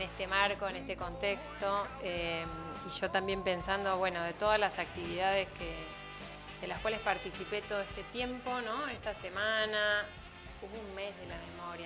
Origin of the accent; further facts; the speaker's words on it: Tandil, Buenos Aires Province, Argentina; Vecinos de Tandil fuimos